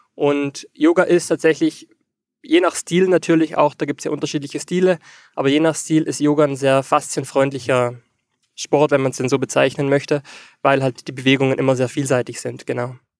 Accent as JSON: {"language": "German", "country": "Austria", "said": "ich komme aus Österreich"}